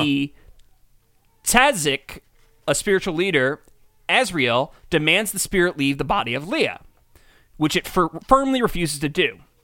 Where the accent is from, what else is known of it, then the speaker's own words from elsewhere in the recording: United States; we grew up in America